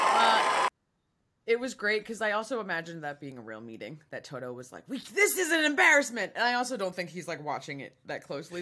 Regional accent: United States; as an American fan

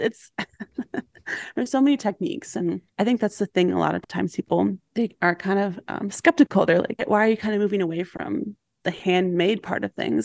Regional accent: Milwaukee, Wisconsin, United States; I grew up in Milwaukee

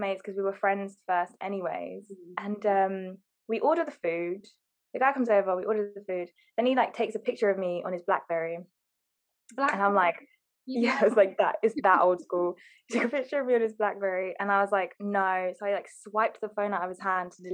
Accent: Harrow, London, United Kingdom; because we're all from Harrow.

